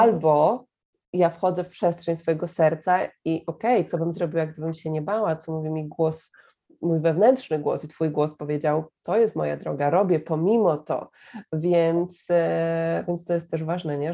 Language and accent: Polish; Poland; ja mówię, że z Polski